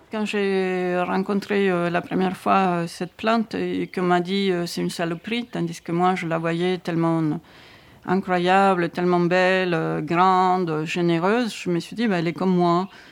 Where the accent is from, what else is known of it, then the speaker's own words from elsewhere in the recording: Buenos Aires, Argentina; now in France; je suis née en Argentine, à Buenos Aires